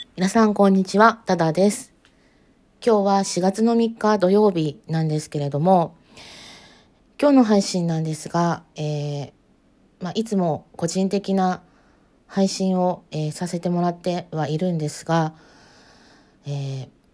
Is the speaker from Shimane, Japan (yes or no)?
yes; Matsue, Shimane, Japan; 地元が、えー、実家があるのが島根県松江市です